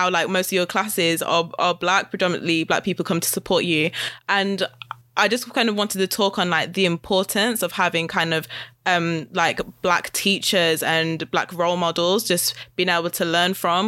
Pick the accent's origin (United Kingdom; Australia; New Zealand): United Kingdom; Wolverhampton, West Midlands; I grew up in Wolverhampton, which has been predominantly white.